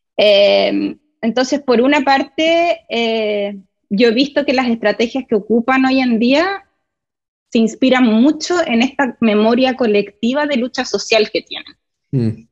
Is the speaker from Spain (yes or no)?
no; Santiago, Santiago Metropolitan Region, Chile; moved away as an adult; now in United States; soy de Chile, eh, de Santiago, viví toda mi vida ahí, em, sí, crecí, en realidad parte de mi infancia fue durante la dictadura chilena